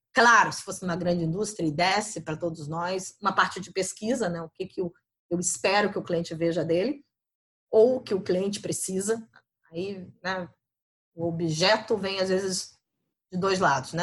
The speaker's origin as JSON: {"language": "Portuguese", "town": "Niterói", "region": "Rio de Janeiro", "country": "Brazil", "tie": "born or raised there", "also_born_or_lived": "France", "moved": "as an adult", "lives_now": "Germany", "said": "Em Niterói, na verdade, fui criada em Niterói"}